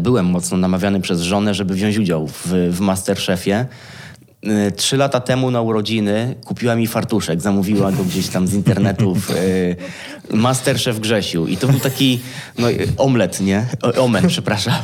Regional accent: Kielce, Świętokrzyskie Voivodeship, Poland; moved away as an adult; also born or lived in Kraków; now in Warsaw, Poland; wychowałem się w Kielcach, czyli można powiedzieć, że takie moje miasto rodzinne to są, to są Kielce

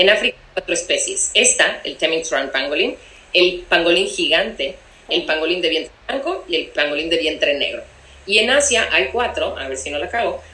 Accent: Cancún, Quintana Roo, Mexico; moved away; yo soy de Cancún, yo cre, crecí en Cancún y allá sigue viviendo mi familia.

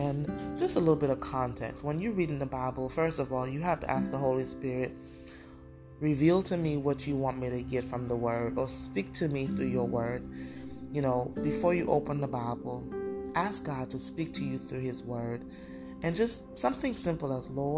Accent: St. Lucia; my hometown, St. Lucia

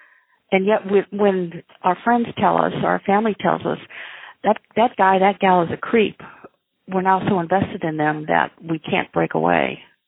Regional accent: Midwest, United States; I come from the Midwest, our upbringing causes us, I think, not causes us, but influences how we view people.

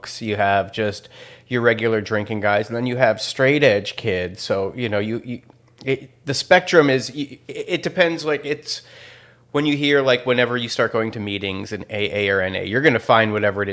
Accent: Chicago, Illinois, United States; I'm from Chicago.

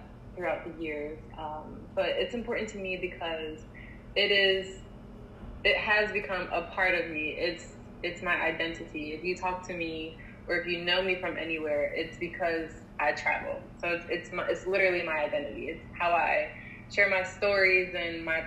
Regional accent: Philadelphia, Pennsylvania, United States; I am from Philly.

